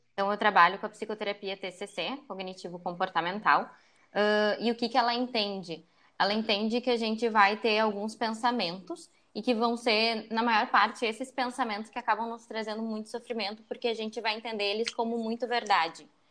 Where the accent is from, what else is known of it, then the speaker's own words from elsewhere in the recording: Porto Alegre, Rio Grande do Sul, Brazil; Eu sou uma pessoa que nasci em Porto Alegre, passei praticamente toda a minha vida em Porto Alegre.